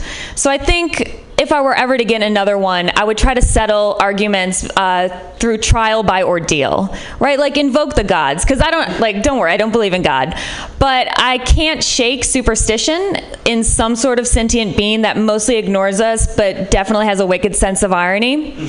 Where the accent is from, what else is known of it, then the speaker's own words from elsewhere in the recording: Midwest, United States; like, I'm from the Midwest, which might be part of it. Like, parties in San Francisco are definitely of a different caliber. In the Midwest, like, parties don't turn into surprise orgies.